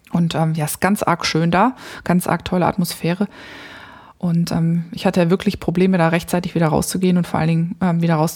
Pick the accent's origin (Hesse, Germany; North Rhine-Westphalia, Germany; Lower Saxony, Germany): North Rhine-Westphalia, Germany; Ich bin nämlich da, ich komme ja da aus der Ecke vom Niederrhein